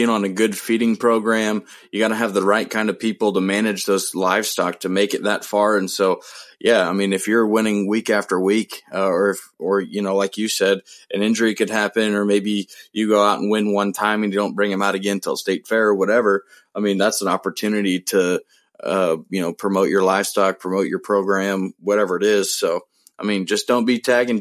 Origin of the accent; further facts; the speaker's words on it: Midwest, United States; We might be a couple Midwest boys